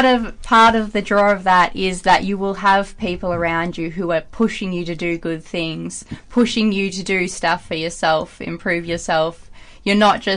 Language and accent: English; Forrest, Victoria, Australia; also born or lived in Lorne; I was born in Lawn, grew up in Forest. I'm actually out at Forest again, although I've moved around a few times